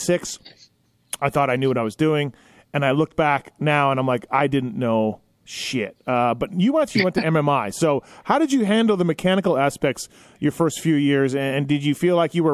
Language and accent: English; Canada; I'm from Canada